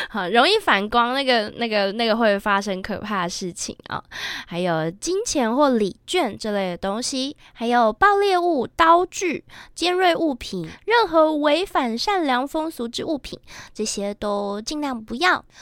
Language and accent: Chinese; Japan; 作为一个日本人